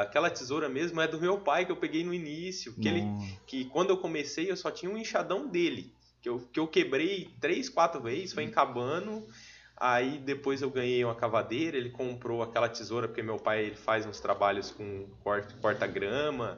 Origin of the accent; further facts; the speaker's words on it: São Jorge, Brazil; also born or lived in Ivatuba; eu nasci em Vatuba, mas até os oito eu morei em São Jorge, nunca morei em Vatuba